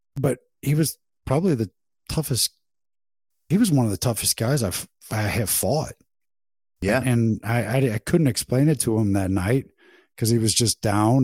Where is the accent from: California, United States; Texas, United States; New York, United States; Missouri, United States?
Missouri, United States; St. Louis area; right here in my hometown